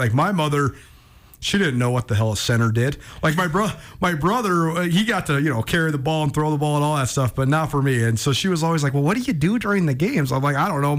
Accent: Missoula, Montana, United States; moved away as an adult; I'm from Missoula. I lived outside of Missoula for like 11 years, and I've been back here for the last couple years.

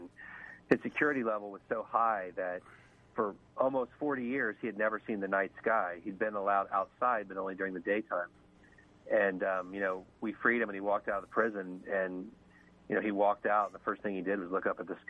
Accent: Cincinnati, Ohio, United States; moved away; I was able to get a job in Cincinnati in my hometown

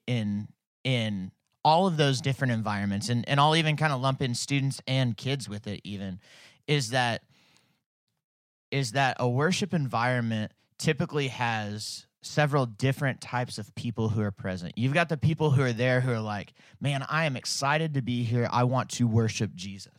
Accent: Fayetteville, Arkansas, United States; I grew up in Fayetteville. We moved here when I was two

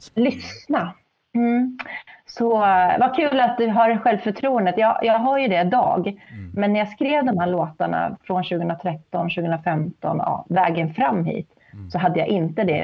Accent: Sundsvall, Västernorrland County, Sweden; also born or lived in Härnösand; jag är uppväxt i Sundsvall

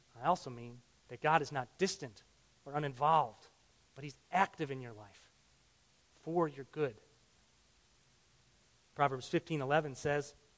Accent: Illinois, United States; I grew up in Illinois.

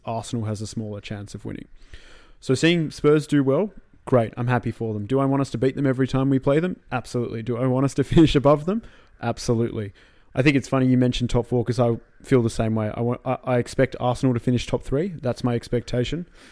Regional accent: Australia; as an Australian

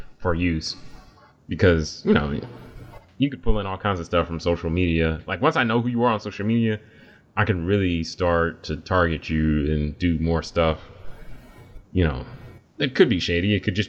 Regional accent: United States; as a American

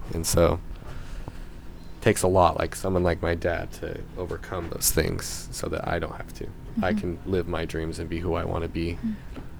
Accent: Salt Lake City, Utah, United States; I'm from Utah, and my tribe isn't necessarily predominantly from northern Utah, which is where I'm from, Salt Lake City

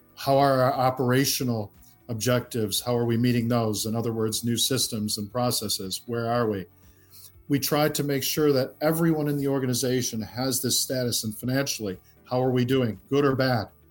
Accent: Midwest, United States; now in London, United Kingdom; we grew up in the Midwest in the United States

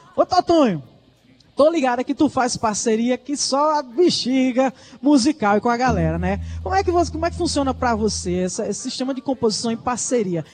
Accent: Campina Grande, Paraíba, Brazil; um beijo pra galera de Campina Grande que tá ligada aqui no palco Tabajara, minha terra

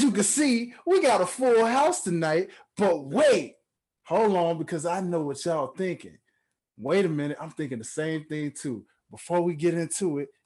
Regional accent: Memphis, Tennessee, United States; my home state of Memphis, Tennessee

